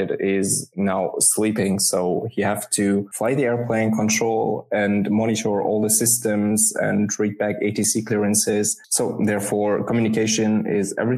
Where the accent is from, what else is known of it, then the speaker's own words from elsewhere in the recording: Worms, Rhineland-Palatinate, Germany; moved away as an adult; now in Turkey; I was actually born and raised in Germany, educated in Germany, took my pilot's studies, everything in the near of Frankfurt and Mannheim. It's a little city called Worms